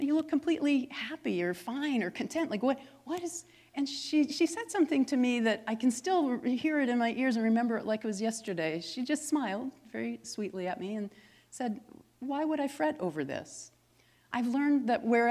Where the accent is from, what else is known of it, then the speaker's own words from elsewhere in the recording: Massachusetts, United States; I'm from Massachusetts